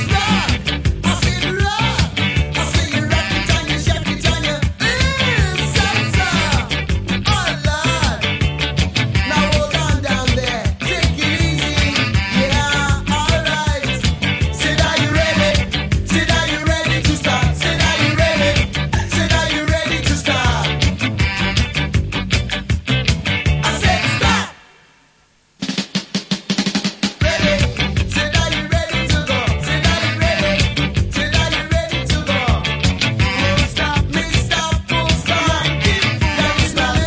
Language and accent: English; Leicester, East Midlands, United Kingdom; moved away; live in Leicester, which is my hometown